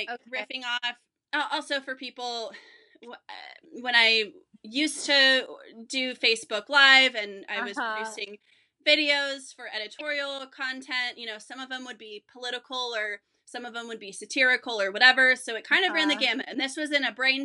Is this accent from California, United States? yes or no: yes; Vacaville, California, United States; I grew up in California, but I grew up in the suburbs, you know, I grew up, in Northern California